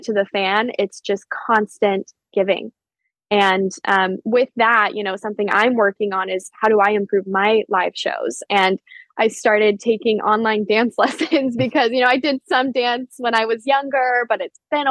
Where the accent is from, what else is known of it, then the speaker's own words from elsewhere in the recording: Denver, Colorado, United States; it's just outside of Denver, which is my hometown where I mainly grew up